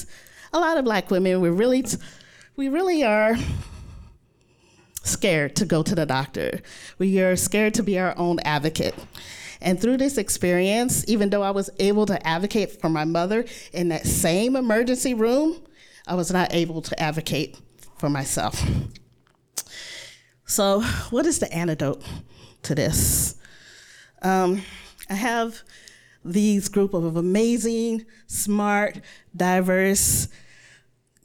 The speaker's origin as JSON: {"language": "English", "region": "Mississippi", "country": "United States", "tie": "born or raised there"}